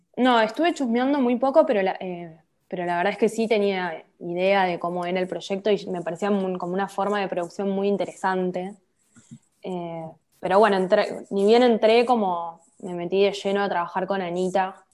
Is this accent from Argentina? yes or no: yes; La Plata, Buenos Aires Province, Argentina; also born or lived in Colegiales, Buenos Aires; now in Buenos Aires, Argentina; Vivo acá, pero bueno, soy de La Plata. Soy de La Plata como Cristina